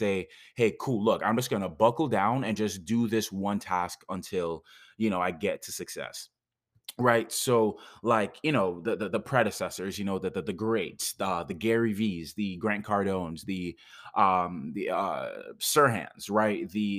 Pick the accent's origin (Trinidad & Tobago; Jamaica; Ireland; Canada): Jamaica; That's my accent wanting to come out most of the time. But it's like, I've gotten so gentrified that most people don't even understand that when it comes to being Jamaican